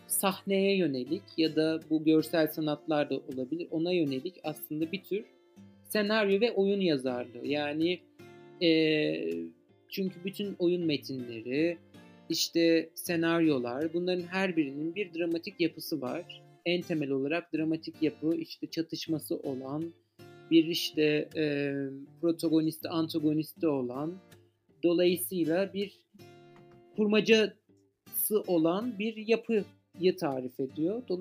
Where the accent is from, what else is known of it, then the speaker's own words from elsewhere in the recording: Ankara, Turkey; E, özellikle işte ben doğma büyüme Ankaralıyım bu arada ve eski bir Bilkentliyim de.